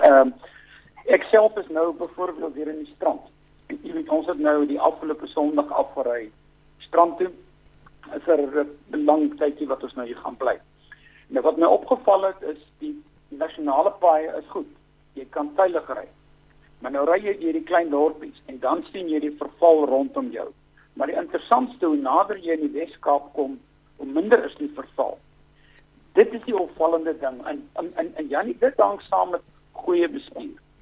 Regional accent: South Africa; ek is 'n Suid-Afrikaner, Afrikaans sprekende en ek woon graag in hierdie

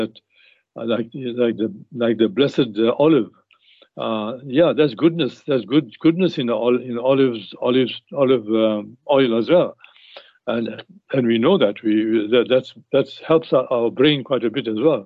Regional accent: South Africa; we grew up in South Africa, playing cricket in South Africa

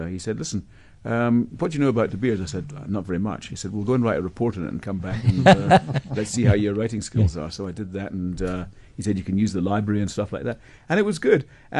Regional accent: Scotland, United Kingdom; moved away as an adult; Yeah, 82. I came from Scotland. I was in a place called Scottish Newcastle Breweries, and I always fancied getting to the markets.

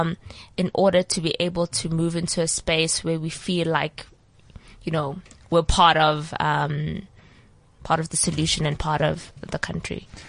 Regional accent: South Africa; I'm from South Africa

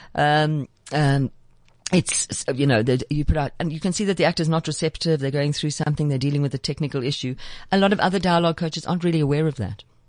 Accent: South Africa

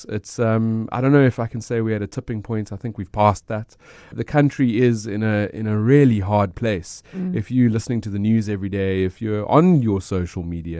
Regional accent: South Africa; I am South African. I understand what you can do and what you can't do.

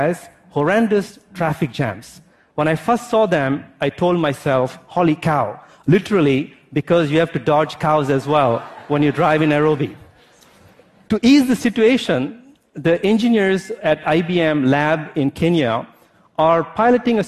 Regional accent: India; also born or lived in France; now in United States; As an Indian-born French national who lives in the United States

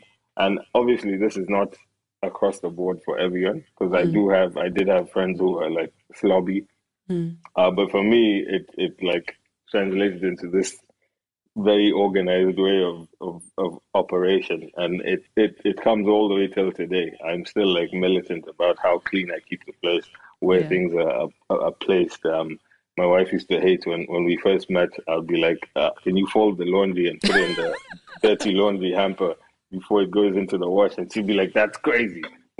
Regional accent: Uganda; also born or lived in Kenya; Yeah, I was born in Kenya. And we actually moved to Uganda in the early 90s. I'm half Ugandan, half Kenyan.

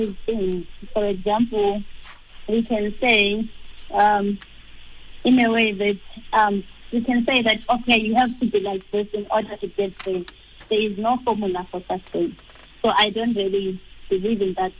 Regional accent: Umzimkhulu, KwaZulu-Natal, South Africa; moved away; I was born in Mzimkolo, in KZN. I grew up at Mzimkolo, the rural areas

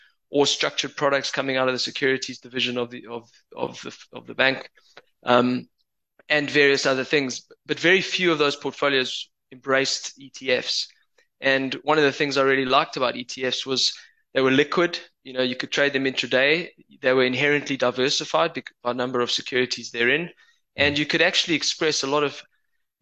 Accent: Johannesburg, Gauteng, South Africa; accent: Joburg; moved away as an adult; now in United Kingdom; my Joburg accent.

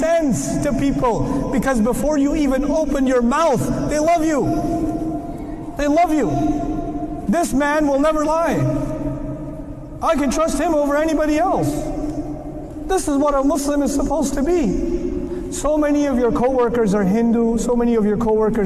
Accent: United States; I'm American

